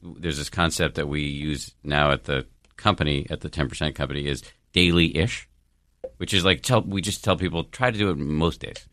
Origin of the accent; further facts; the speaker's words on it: Massachusetts, United States; I was born in the People's Republic of Massachusetts. Both of my parents are scientists.